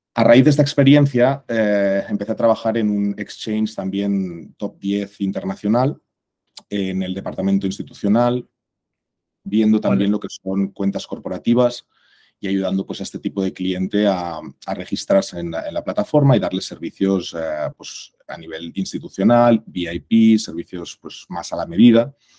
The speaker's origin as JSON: {"language": "Spanish", "town": "Barcelona", "region": "Catalonia", "country": "Spain", "also_born_or_lived": "Mexico", "moved": "as an adult", "said": "soy español, de aquí de Barcelona"}